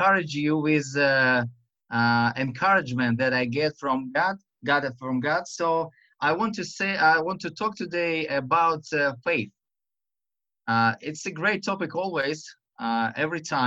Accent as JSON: {"language": "English", "country": "Russia", "second_language": "English", "said": "this Russian and to my silly accent"}